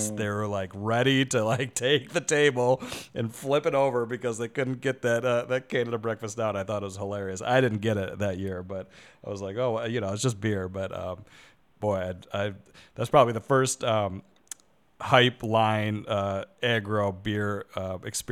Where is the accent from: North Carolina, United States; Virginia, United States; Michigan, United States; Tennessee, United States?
Michigan, United States; moved away; that's where I'm from